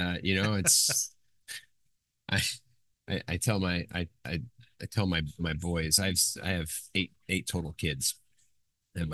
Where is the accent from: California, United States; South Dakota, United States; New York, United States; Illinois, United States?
Illinois, United States; Chicago; moved away as an adult; also born or lived in Guam; And I was from Chicago